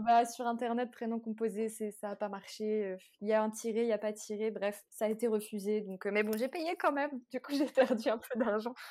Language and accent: French; France; moved away as an adult; now in Egypt; en tant que Français